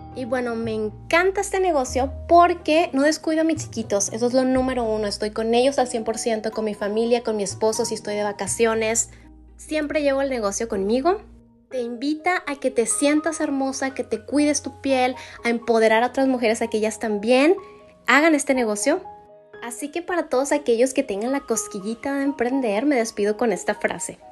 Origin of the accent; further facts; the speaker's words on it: Delicias, Chihuahua, Mexico; now in El Paso, United States; Yo soy mexicana, soy originaria de Delicia, Chihuahua